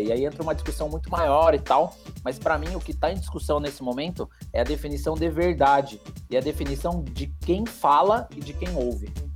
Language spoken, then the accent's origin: Portuguese; Mogi das Cruzes, São Paulo, Brazil; eu sou aqui de Mogi das Cruzes, próximo de vocês, né? Aqui da região do, do Alto Tietê.